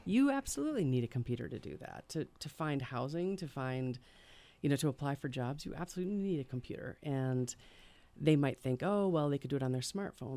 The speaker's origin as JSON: {"language": "English", "town": "Hartford", "region": "Wisconsin", "country": "United States", "tie": "born or raised there", "moved": "yes", "lives_now": "Madison, United States", "said": "originally I'm from Hartford, Wisconsin."}